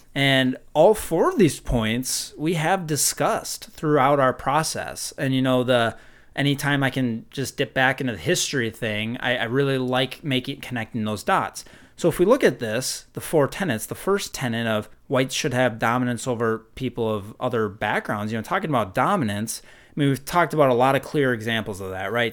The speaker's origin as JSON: {"language": "English", "region": "Minnesota", "country": "United States", "tie": "born or raised there", "said": "growing up in Minnesota"}